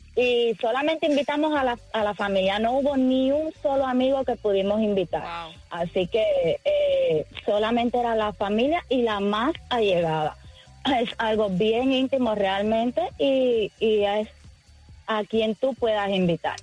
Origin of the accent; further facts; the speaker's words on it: Santiago de Cuba, Cuba; moved away; de nosotros somos de Santiago de Cuba, allá en Cuba